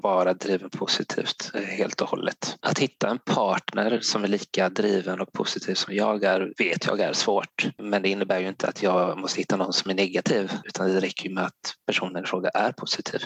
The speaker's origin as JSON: {"language": "Swedish", "town": "Gothenburg", "region": "Västra Götaland", "country": "Sweden", "moved": "yes", "lives_now": "Blekinge, Sweden", "said": "eftersom jag är från Göteborg"}